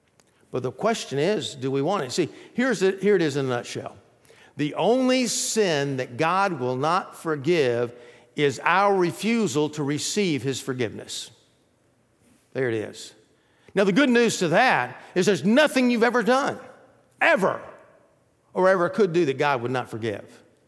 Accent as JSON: {"language": "English", "town": "Athens", "region": "Georgia", "country": "United States", "tie": "born or raised there", "said": "I grew up in Athens, Georgia, and right down the road from that is Atlanta, a place called Stone Mountain."}